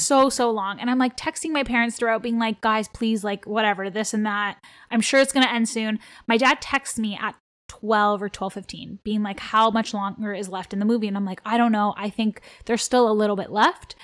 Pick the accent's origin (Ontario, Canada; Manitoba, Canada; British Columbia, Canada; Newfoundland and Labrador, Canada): Ontario, Canada; Toronto; first language Armenian; English is a second language; I grew up in Toronto, Ontario, like, born and raised here